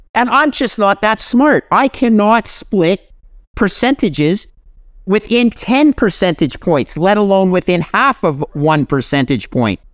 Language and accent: English; Canada; I'm a Canadian